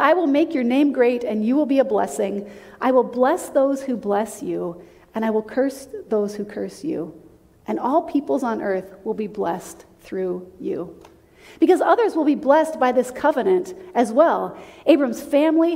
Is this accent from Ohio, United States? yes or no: no; South Dakota, United States; moved away; When I was growing up, I grew up in South Dakota